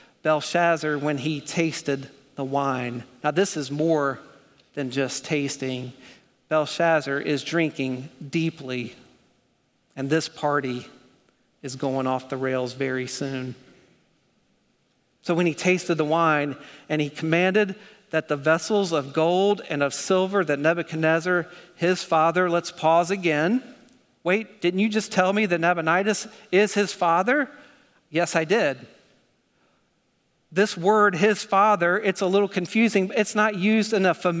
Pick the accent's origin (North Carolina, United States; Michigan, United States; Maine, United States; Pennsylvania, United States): North Carolina, United States; accent: North Carolina; My North Carolina accent